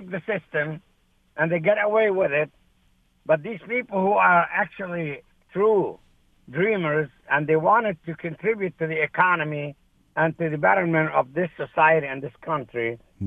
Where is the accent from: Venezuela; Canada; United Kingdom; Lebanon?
Lebanon; moved away as an adult; also born or lived in Saudi Arabia; now in United States; I am from Lebanon.